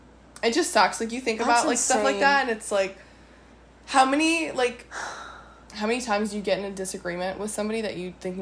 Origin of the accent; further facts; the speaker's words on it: Maryland, United States; We're from Maryland.